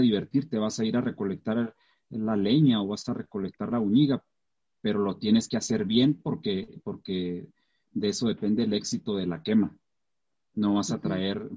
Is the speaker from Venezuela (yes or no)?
no; Mata Ortiz, Chihuahua, Mexico; also born or lived in Santa Rosa, Chihuahua; Cuando nos mudamos a Mata Ortiz fue en el 1994, tenía 11 años.